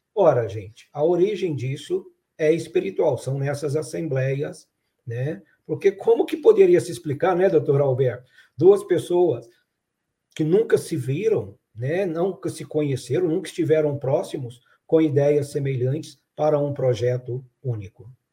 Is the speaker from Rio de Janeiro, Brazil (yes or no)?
no; Araxá, Minas Gerais, Brazil; now in Franca, Brazil; quando eu era criança lá em Araxá